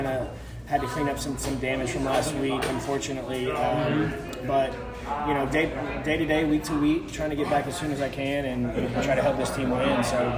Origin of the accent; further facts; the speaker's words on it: The Woodlands, Texas, United States; Yep, grew up and born and raised in the Woodlands, Texas. Went to the Woodlands High School before I went to Texas Tech.